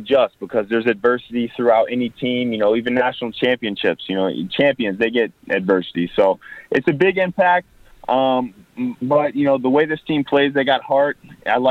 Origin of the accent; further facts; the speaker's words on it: North Port, Florida, United States; I moved back down to my hometown of Northport, Florida.